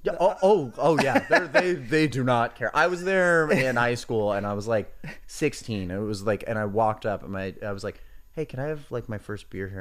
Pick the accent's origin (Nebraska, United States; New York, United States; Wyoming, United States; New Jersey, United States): New Jersey, United States; Hoboken; I grew up in Hoboken, New Jersey